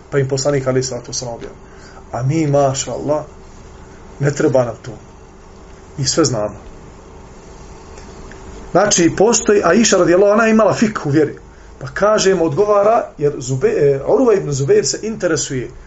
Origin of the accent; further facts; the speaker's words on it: Bosnia & Herzegovina; kod nas u Bosni